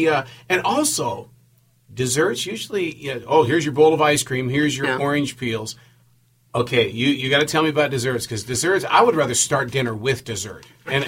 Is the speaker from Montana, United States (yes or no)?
yes; Montana, United States; moved away; I'm from Montana.